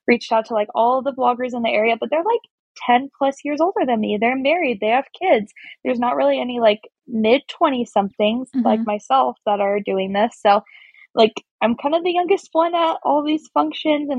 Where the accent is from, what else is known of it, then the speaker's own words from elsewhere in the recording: Olympia, Washington, United States; moved away as an adult; now in Spokane, United States; I was in my hometown of Olympia, Washington, which is like an hour outside of Seattle.